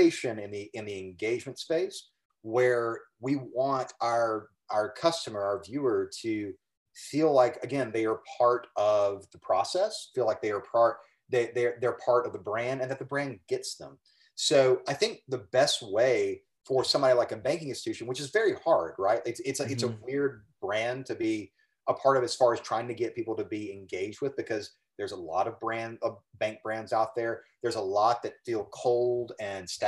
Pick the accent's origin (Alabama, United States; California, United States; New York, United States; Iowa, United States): Alabama, United States; now in Austin, United States; growing up in Alabama